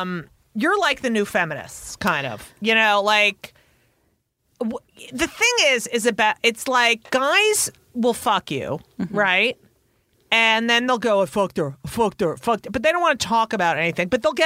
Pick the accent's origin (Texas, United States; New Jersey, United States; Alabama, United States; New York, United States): New Jersey, United States; Clark; also born or lived in Newark, New Jersey / Elizabeth, New Jersey; Yeah, I grew up in Clark.